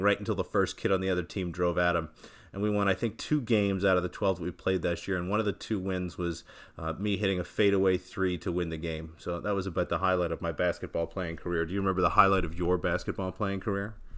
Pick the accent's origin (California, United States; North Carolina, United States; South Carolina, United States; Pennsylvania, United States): Pennsylvania, United States; Philadelphia; I'm from Philadelphia